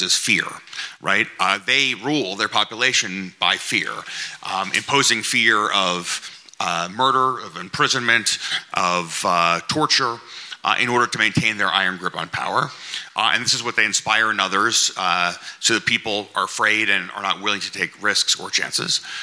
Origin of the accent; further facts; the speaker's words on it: United States; I'm an American